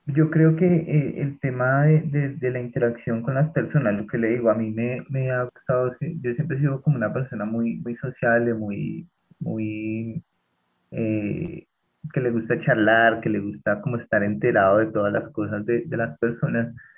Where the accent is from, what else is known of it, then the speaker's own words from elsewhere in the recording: Bogotá, Colombia; siendo bogotano